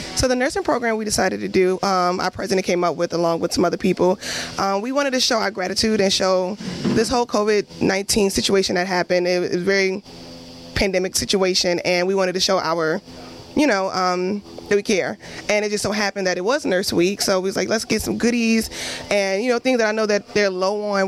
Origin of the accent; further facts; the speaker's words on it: New York City, New York, United States; I am from Brooklyn, New York, and I am an OS2